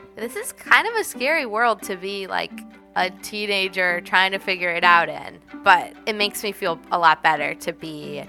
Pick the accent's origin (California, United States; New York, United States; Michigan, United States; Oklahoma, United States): Michigan, United States; Grand Rapids; I'm a high school student from Grand Rapids, Michigan, and I'm a part of Jewish Youth Climate Movement and Sunrise Movement.